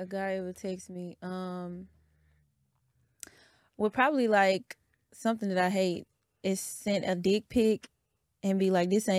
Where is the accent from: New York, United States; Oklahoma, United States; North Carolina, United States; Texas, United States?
Texas, United States; Houston; I'm from the North Side.